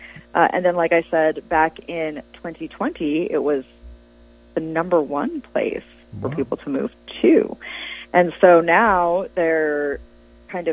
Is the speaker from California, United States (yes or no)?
no; Idaho, United States; my home state, Idaho